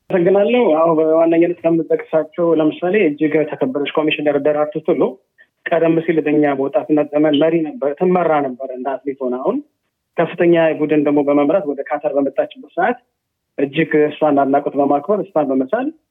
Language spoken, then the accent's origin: Amharic; Addis Ababa, Ethiopia; moved away as an adult; now in Doha, Qatar; ተወልጄ ያደጉት አዲስ አበባ ነው